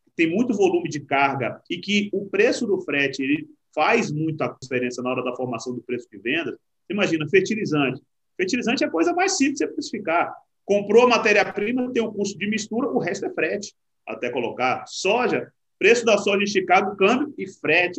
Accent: Salvador, Bahia, Brazil; moved away; also born or lived in Uberlândia; Eu sou baiano de Salvador

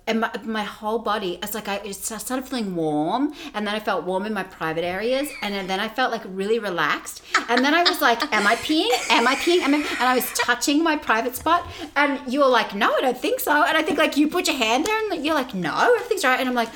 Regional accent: Australia; moved away as an adult; now in United States; growing up in Australia

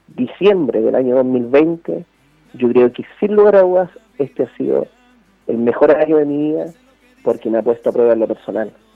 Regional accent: Chile; yo fui alcalde de la ciudad que me dio nacer, donde mis padres crecieron, donde me educaron, donde me formé

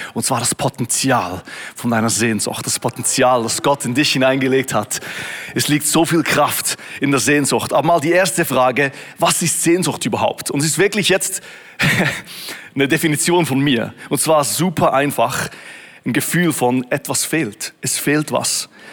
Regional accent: Switzerland; In Beatenberg, Berner Oberland, etwa so eine Stunde von wo ich aufgewachsen bin

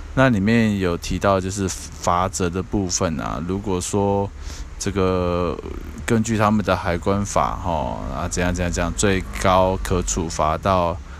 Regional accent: Taiwan; 我们台湾这边

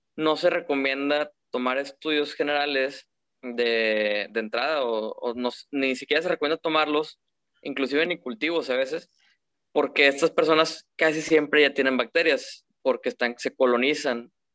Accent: Monterrey, Nuevo León, Mexico; soy de Monterrey, soy egresado de la del Tecnológico

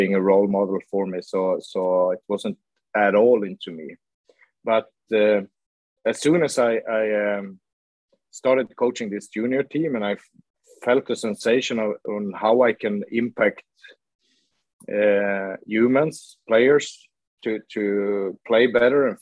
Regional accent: Luleå, Norrbotten County, Sweden; now in Gothenburg, Sweden; I grew up in Luleå, and it's a city with a steel factory

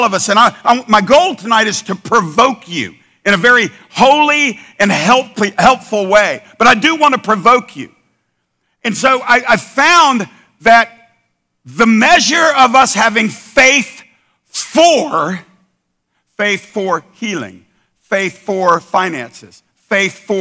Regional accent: United States; we're American Christians in the 21st century

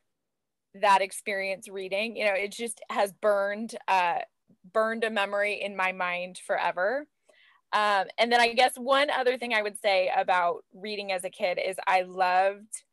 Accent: LA County, Southern California, United States; also born or lived in Orange County, California; I grew up in Southern California in LA County

